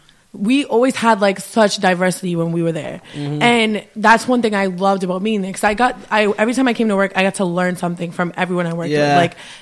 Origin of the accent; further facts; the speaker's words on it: Providence, Rhode Island, United States; I grew up in Providence, like around the Chalkstone area, but in high school I moved over here